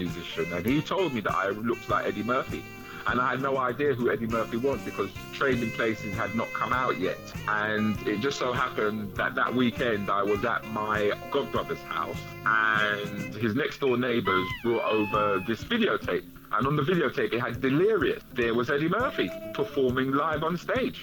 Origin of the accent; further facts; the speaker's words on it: London, United Kingdom; I grew up in Northwest London